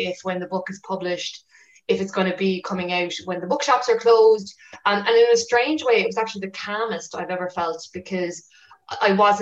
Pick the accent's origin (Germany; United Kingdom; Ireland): Ireland; West Cork, Munster; I'm from West Cork, and you know, I was a child when Sophie Tuscan Duplantier was murdered.